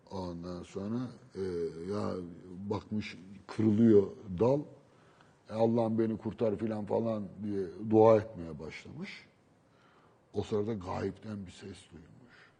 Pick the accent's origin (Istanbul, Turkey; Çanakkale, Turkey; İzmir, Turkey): Istanbul, Turkey; Beşiktaş benim doğup büyüdüğüm yer. Yani doğup değil ama büyüdüğüm yer. Çocukluğumun geçtiği yer.